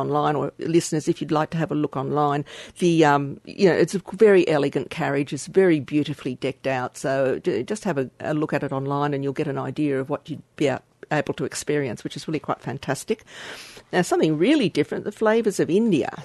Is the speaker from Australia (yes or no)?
yes; Australia; from Australia as, as an Australian citizen